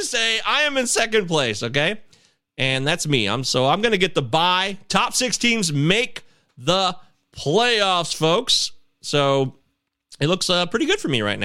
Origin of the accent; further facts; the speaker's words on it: Detroit, Michigan, United States; moved away as an adult; also born or lived in Baltimore, Maryland; I grew up with in Michigan. It's always been this way. Metro Detroit